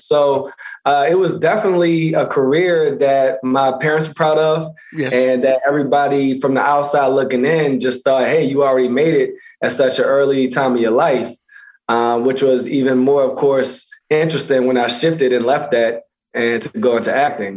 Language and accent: English; Baltimore, Maryland, United States; moved away; also born or lived in Pennsylvania; originally Baltimore, Maryland, and uh, went to high school in Pennsylvania.